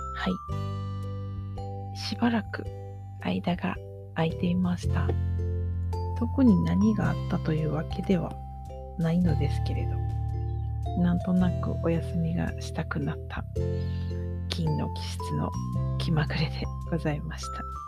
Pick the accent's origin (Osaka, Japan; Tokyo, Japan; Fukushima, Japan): Osaka, Japan; now in Nara, Japan; 私大阪で生まれて今奈良に住んでいるんですね。